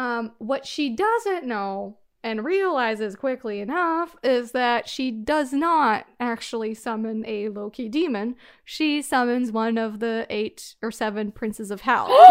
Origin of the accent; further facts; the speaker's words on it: Canada; I'm Canadian